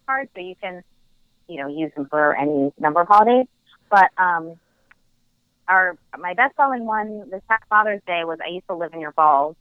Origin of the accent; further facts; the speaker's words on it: New Jersey, United States; I'm from New Jersey.